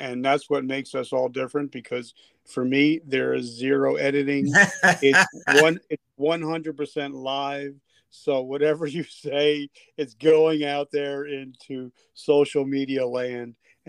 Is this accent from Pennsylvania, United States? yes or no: no; New Jersey, United States; I'm from Jersey